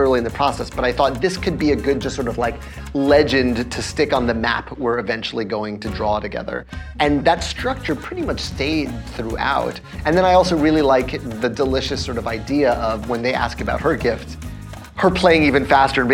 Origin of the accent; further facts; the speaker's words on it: Puerto Rico; in Puerto Rico, the sort of specialized guitar we have is the cuatro